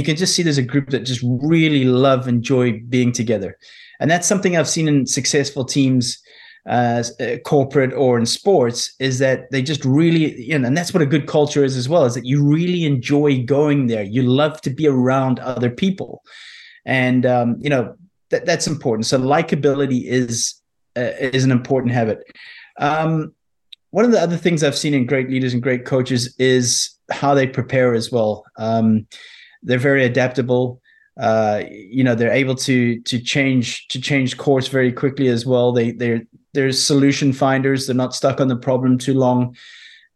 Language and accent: English; South Africa; I was brought up, you know, growing up in South Africa